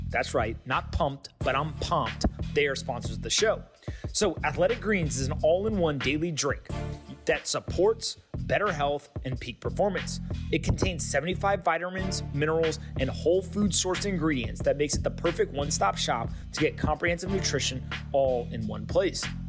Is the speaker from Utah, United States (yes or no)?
no; North Carolina, United States; I grew up in North Carolina